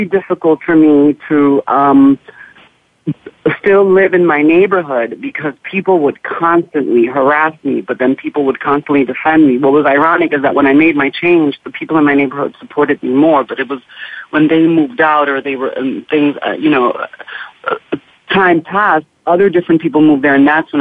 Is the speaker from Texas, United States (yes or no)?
no; New York City, New York, United States; moved away as an adult; I was born and raised in Harlem, and I stayed there for a big part of my life